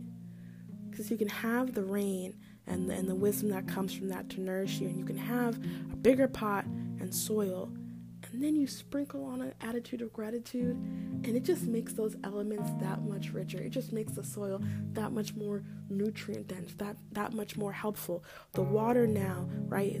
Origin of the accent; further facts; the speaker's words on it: Maryland, United States; I'm from Maryland